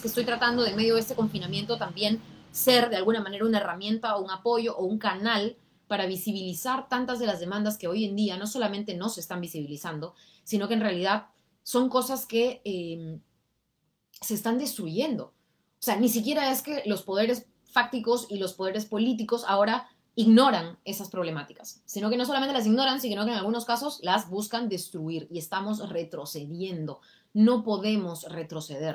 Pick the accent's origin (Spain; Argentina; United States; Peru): Peru; como peruanos